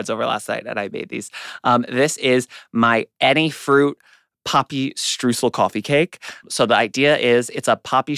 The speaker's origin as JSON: {"language": "English", "town": "New York City", "region": "New York", "country": "United States", "tie": "born or raised there", "said": "I grew up in Queens"}